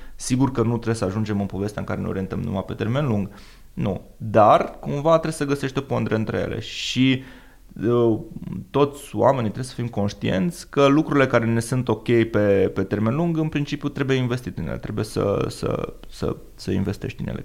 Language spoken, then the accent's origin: Romanian; Romania; noi și ca și români